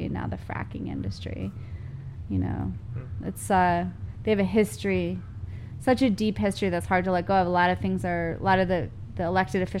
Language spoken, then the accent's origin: English; Pennsylvania, United States; moved away; also born or lived in New York City; where I grew up in Pennsylvania was a suburb